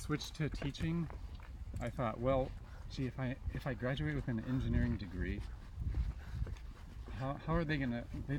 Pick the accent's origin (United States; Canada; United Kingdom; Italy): United States; San Mateo, California; Grew up in San Mateo, California.